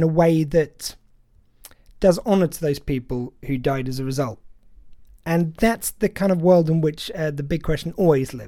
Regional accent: England, United Kingdom; as a British person, as someone from England

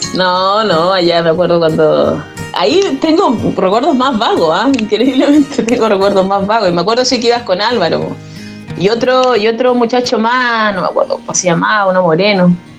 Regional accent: Arica, Arica y Parinacota, Chile; moved away as an adult; also born or lived in Iquique; Yo soy oriunda de Arica, eh, viví aquí hasta los 18 años

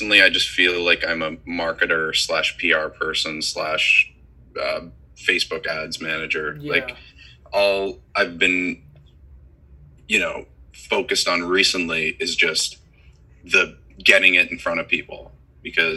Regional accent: Toronto, Ontario, Canada; I grew up in Toronto

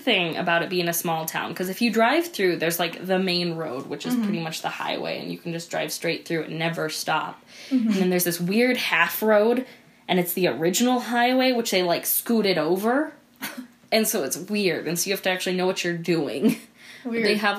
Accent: Helena, Montana, United States; now in Glasgow, United States; So I grew up in Helena

